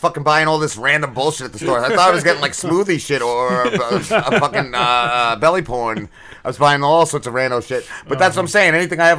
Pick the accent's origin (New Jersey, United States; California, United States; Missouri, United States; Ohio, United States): New Jersey, United States; I'm from Jersey